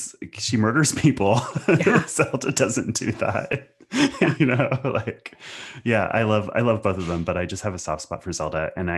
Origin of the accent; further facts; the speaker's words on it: Pacific Northwest, United States; You know, I came from the Riot Girl scene of the 90s and grew up in the Pacific Northwest.